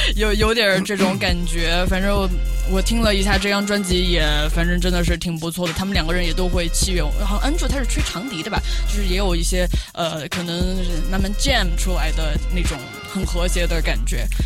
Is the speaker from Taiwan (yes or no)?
no; China; 中国人我们从小学习的就学很多传统的，也不是那种很糟粕的传统，还是古代的有一些智慧